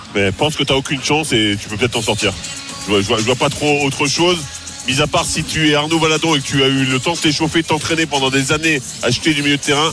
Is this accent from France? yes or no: yes; France; on est que des Français